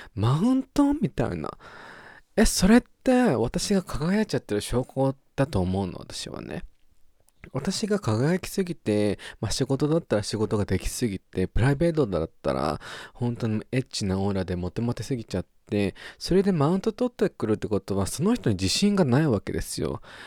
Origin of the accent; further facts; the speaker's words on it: Japan; accent: Japanese English pronunciation; moved away as an adult; now in Australia; 日本、ジャパニーズ、イングリッシュ、プロナンセーション